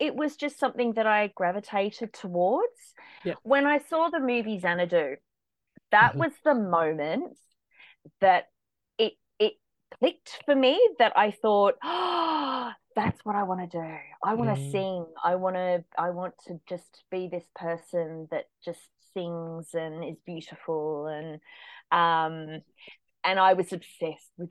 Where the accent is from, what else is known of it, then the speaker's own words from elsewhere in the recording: just south of Port Macquarie, New South Wales, Australia; also born or lived in Werribee, Melbourne, Victoria; now in Melbourne, Australia; I spent most of my childhood up in New South Wales, just south of Port Macquarie